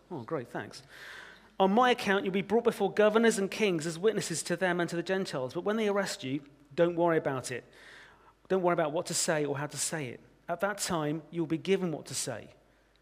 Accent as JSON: {"language": "English", "country": "United Kingdom", "said": "As British Christians"}